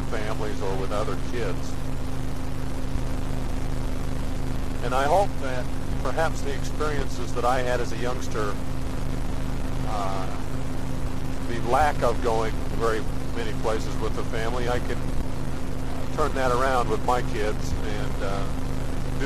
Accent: Newton, United States; moved away; I had a lot of fun growing up in Newton

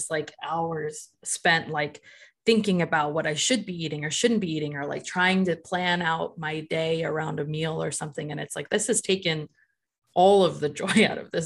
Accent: Berkeley, California, United States; I grew up in Berkeley

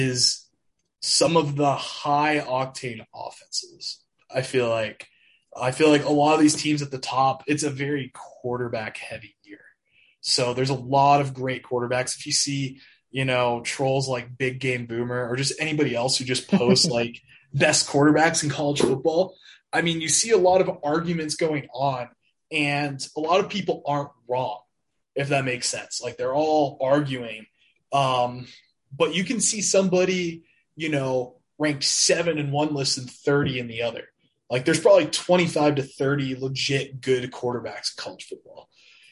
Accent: Richmond, Virginia, United States; moved away as an adult; now in Provo, United States; from also from Virginia, and I'm also here at BYU as well.

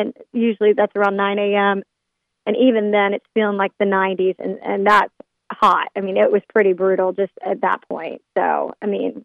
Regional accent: the Carolinas, United States; I'm from the Carolinas

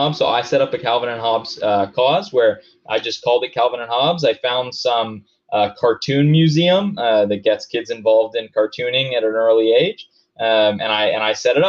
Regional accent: Denver, Colorado, United States; I'm from Denver, so of course I'm going to use that as an example.

